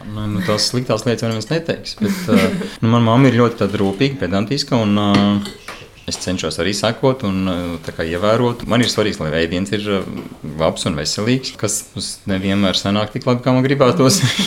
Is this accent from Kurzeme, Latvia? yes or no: no; Priekuļi, Vidzeme, Latvia; now in Mārupe, Latvia; esmu dzimis ceļos, naudas priekuļos